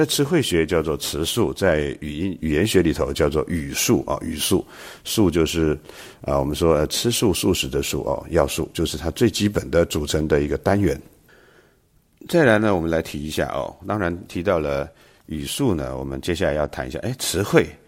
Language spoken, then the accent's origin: Chinese; China; 我们中国人是喜欢玉的，我们说冰清玉洁